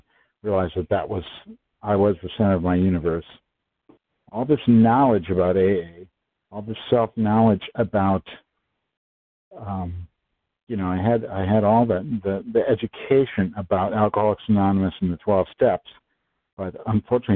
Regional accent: Wisconsin, United States; I'm from Wisconsin. I'm from the Midwest, like a few of our fellows, and grew up there

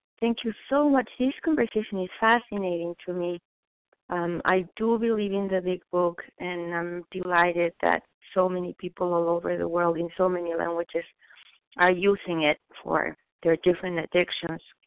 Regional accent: Mexico City, Mexico; moved away; So I was raised in Mexico City

